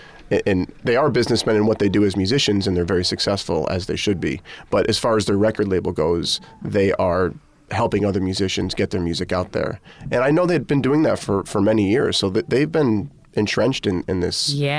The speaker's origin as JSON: {"language": "English", "region": "Connecticut", "country": "United States", "said": "Okay. So I'm from Connecticut, as is Zakai Curtis and Lucas Curtis and their older brother, Damien."}